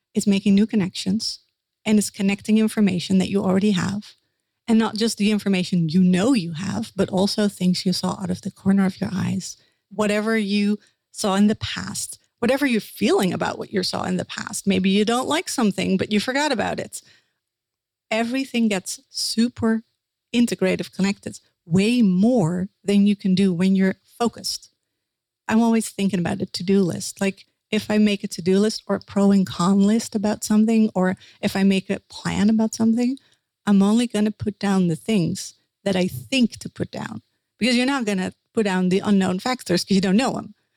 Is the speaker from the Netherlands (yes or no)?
yes; Netherlands; accent: Dutch; English is a second language; I'm a Dutch dream interpreter that's uh, my accent that right there.